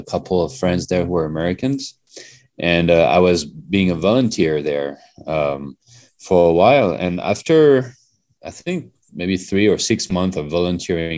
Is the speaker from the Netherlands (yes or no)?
no; France; moved away as an adult; also born or lived in Canada / Hong Kong / China / Philippines; now in Colorado, United States; we are from France originally. We were born in France. And then in our 20s, we came to the US for our studies.